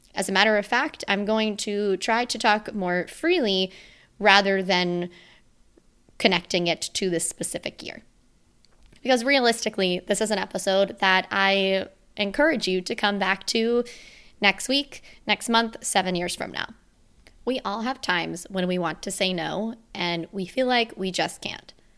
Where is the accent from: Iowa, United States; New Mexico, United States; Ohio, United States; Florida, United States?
Florida, United States; Sunshine State; moved away; my first Christmas with my family in my hometown within the Sunshine State since twenty sixteen.